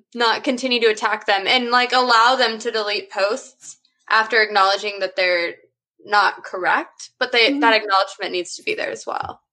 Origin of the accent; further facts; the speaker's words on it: San Marcos, Texas, United States; Even though I am in Texas, I grew up in San Marcos